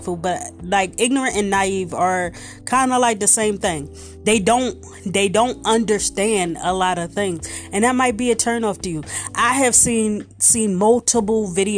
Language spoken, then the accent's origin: English; Philadelphia, Pennsylvania, United States; I'm from South Philly, the core of South Philly